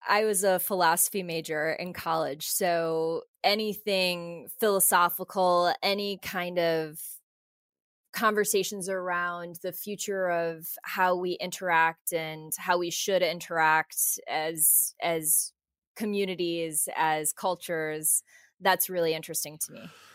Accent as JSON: {"language": "English", "region": "Midwest", "country": "United States", "tie": "born or raised there", "said": "I grew up in the Midwest and my parents are both very athletic"}